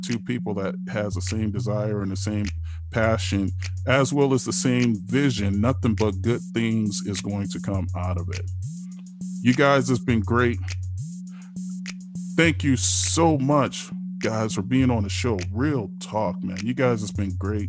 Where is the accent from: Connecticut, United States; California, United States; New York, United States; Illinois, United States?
Illinois, United States; Chicago; I'm from Chicago